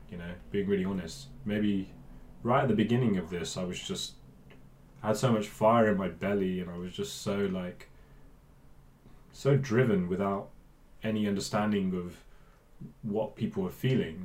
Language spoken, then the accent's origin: English; Bristol, South West England, United Kingdom; I grew up in Bristol, um, but I'm from a Punjabi family